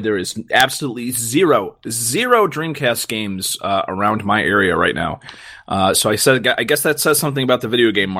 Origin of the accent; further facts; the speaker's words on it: United States; I'm American